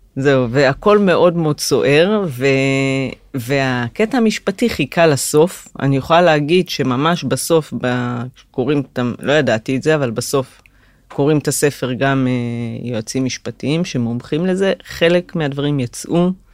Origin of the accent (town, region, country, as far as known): Migdal HaEmek, Northern District, Israel; born or raised there; moved away as an adult